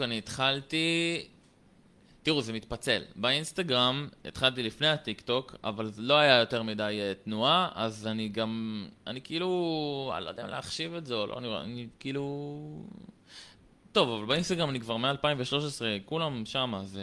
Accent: Haifa, Haifa District, Israel; גר בקריית חיים, עכשיו אני בצבא, בן 21. בתיכון, כאילו, תיכון עירוני מקיף קריית חיים למדתי

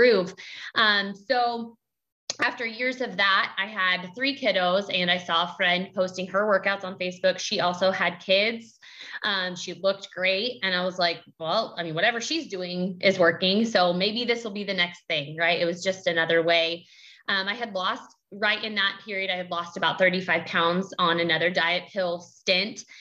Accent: Kansas, United States; I'm from Kansas.

